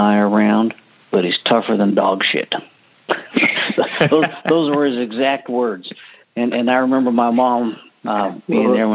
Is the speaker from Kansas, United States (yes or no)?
no; Alaska, United States; now in Houston, United States; growing up in Alaska, it was no big deal being without power and water and food